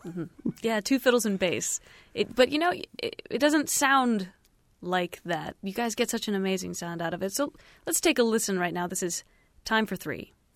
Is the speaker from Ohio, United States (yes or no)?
yes; Bowling Green, Ohio, United States; we did grow up together. We're, we're both from Bowling Green, Ohio